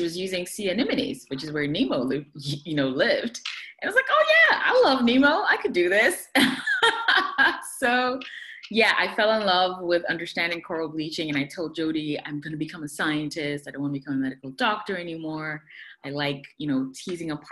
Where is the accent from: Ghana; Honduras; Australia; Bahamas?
Ghana; moved away; also born or lived in Poughkeepsie, New York / Buffalo, New York; I am originally from Ghana, West Africa